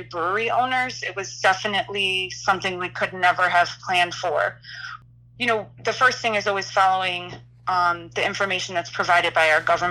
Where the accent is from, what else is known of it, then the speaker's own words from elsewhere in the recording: Illinois, United States; now in Philadelphia, United States; I'm originally from Illinois